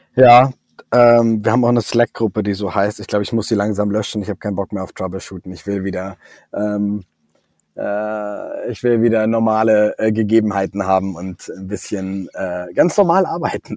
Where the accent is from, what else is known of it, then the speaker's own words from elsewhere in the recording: Southern Germany, Germany; now in Hamburg, Germany; ich komme ja aus Süddeutschland, ich bin mit gutem Brot aufgewachsen